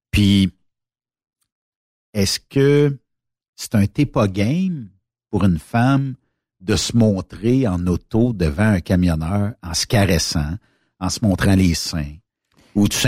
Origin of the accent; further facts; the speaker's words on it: Quebec, Canada; accent: Québécois; Je crois que mon accent du Québec l'a séduite.